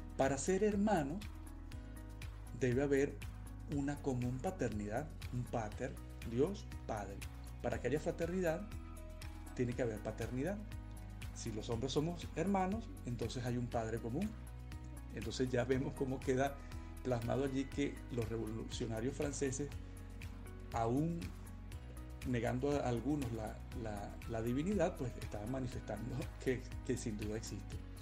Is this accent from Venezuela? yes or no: yes; Venezuela; moved away; soy venezolano